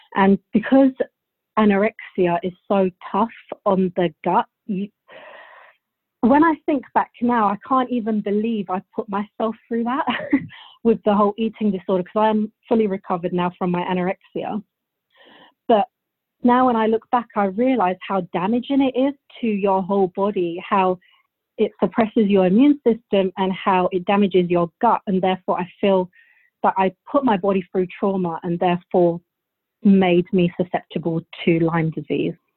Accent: Bulgaria; now in United Kingdom; I'm actually from Bulgaria. I was born there, and my whole family's from there. So my whole childhood I spent in Bulgaria, and then we moved to England.

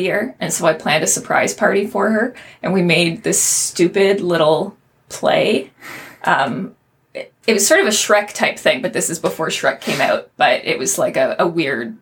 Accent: Kitchener, Ontario, Canada; also born or lived in Waterloo, Ontario; growing up in Kitchener and then mm-hmm. Waterloo

